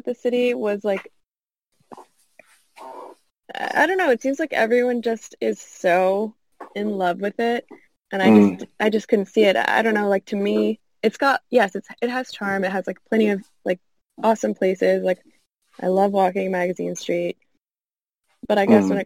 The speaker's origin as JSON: {"language": "English", "town": "Kenner", "region": "Louisiana", "country": "United States", "tie": "born or raised there", "said": "I grew up in Kenner."}